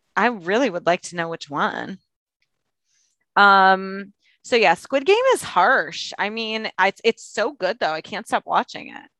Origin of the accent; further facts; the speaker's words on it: Michigan, United States; now in Los Angeles, United States; I am from Michigan and we take crossing picket lines pretty seriously